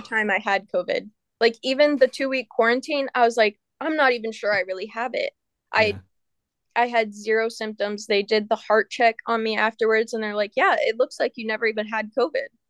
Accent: United States; I'm an American

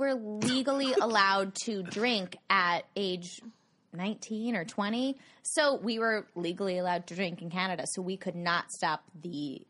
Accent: Overland Park, Kansas, United States; I'm from Overland Park, Kansas.

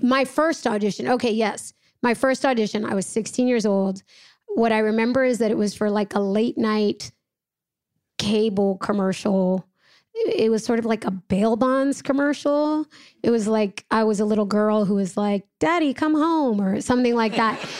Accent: Los Angeles, California, United States; I was born and raised in Los Angeles, California

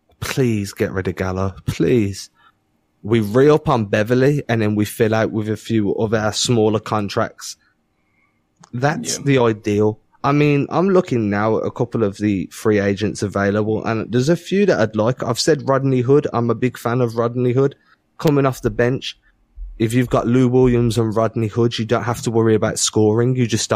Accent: England, United Kingdom; I'm English

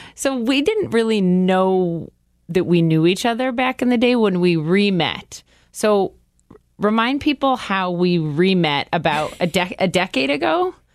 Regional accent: Minnesota, United States; now in New York City, United States; growing up in the Midwest

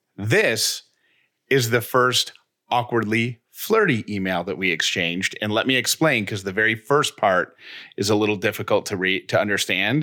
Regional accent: Syracuse, New York, United States; I grew up in Syracuse.

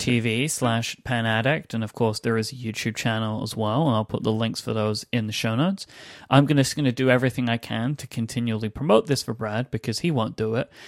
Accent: United Kingdom

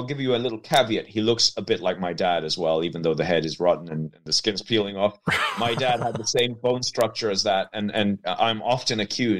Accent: Leinster, Ireland; So I'm a filmmaker from County Meath. The accent probably is going to make you not believe me, but I am a filmmaker. I'm Irish. And I come from an old Norman family

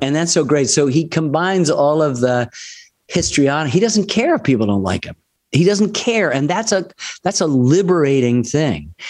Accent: Ann Arbor, Michigan, United States; I grew up in Ann Arbor

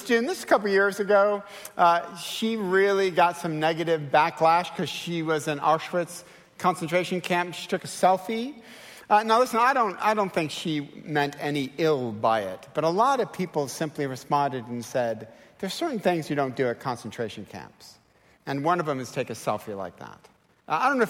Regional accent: Detroit, Michigan, United States; I'm from Detroit

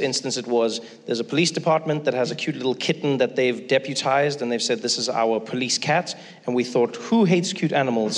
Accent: South Africa; moved away; I grew up in South Africa

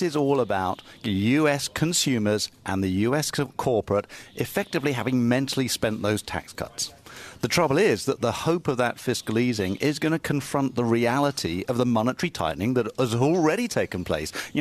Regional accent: United Kingdom; I'm a Brit.

